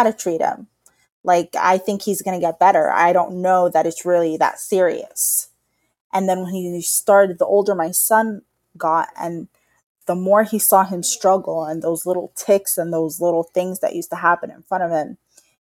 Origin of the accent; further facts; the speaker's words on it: New York, United States; I was raised in New York in a public school